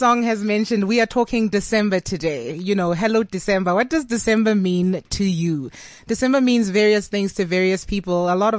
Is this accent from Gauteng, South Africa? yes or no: yes; Johannesburg, Gauteng, South Africa; growing up in Johannesburg, I'm a like proper Johannesburg baby. I mean, my family is from Witbank and Johannesburg.